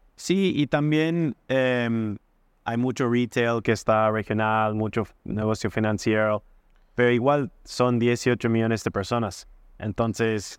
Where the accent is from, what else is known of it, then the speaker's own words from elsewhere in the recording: United States; Spanish is a second language; moved away as an adult; also born or lived in Wisconsin; now in Chile; siendo como gringo en Chile